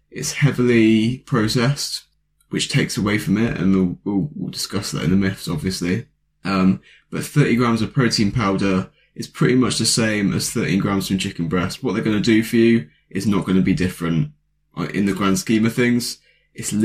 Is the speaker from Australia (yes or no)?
no; United Kingdom; I'm a British lad